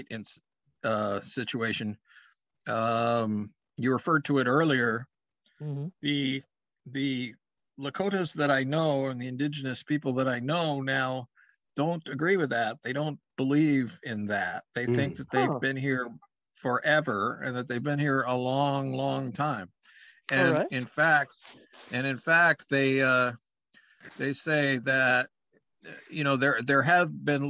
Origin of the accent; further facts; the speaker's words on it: Montana, United States; I grew up in Montana. I was born and raised there, and it's called Big Sky Country.